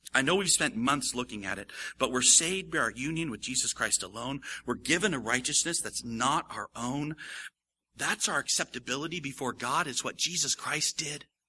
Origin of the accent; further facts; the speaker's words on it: United States; how I grew up, how we grew up in America.